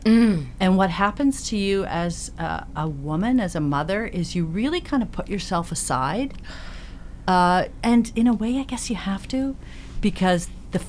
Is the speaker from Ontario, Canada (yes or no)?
yes; Belleville, Ontario, Canada; I grew up in Belleville, Ontario. I was my youngest kid in an Air Force family.